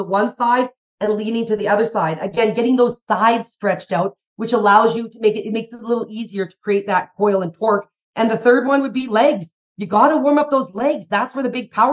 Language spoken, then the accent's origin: English; Calgary, Alberta, Canada; I'm from Calgary, Alberta, Canada